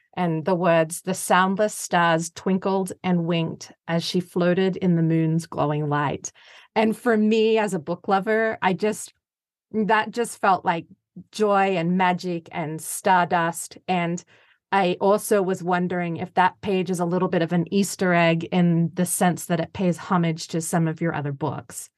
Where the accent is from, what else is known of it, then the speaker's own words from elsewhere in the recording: Australia; I'm Australian